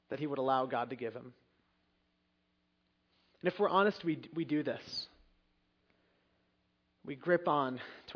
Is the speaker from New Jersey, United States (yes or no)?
yes; Long Valley, New Jersey, United States; I grew up in Long Valley, and if you don't know anything about that area, there weren't that many immigrants. I wasn't the only one, but I think I was the only one in the class